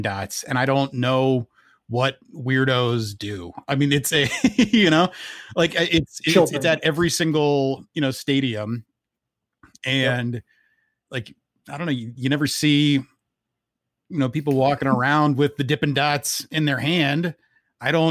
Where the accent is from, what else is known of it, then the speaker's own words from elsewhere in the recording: Charlotte, North Carolina, United States; now in Madison, United States; I was raised in Charlotte, North Carolina